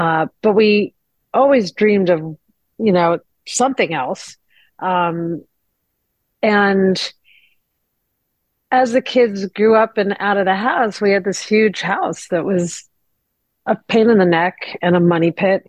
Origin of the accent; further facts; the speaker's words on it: New Jersey, United States; moved away as an adult; also born or lived in Nashville; I grew up in New Jersey.